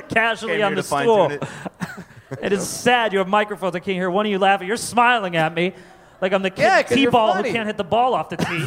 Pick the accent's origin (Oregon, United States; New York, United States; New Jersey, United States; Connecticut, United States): Connecticut, United States; I grew up in Connecticut.